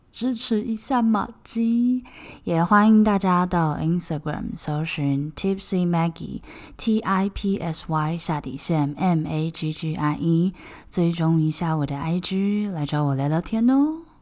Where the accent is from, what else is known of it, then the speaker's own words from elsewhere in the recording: Taipei, Taiwan; 因为我是台北人